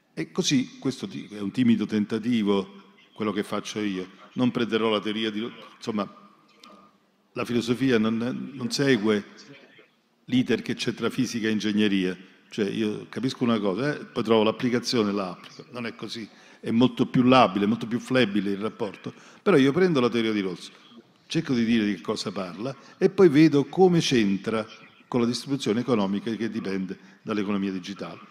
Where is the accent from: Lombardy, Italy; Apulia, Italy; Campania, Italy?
Campania, Italy; Naples; Io sono, natura, sono napoletano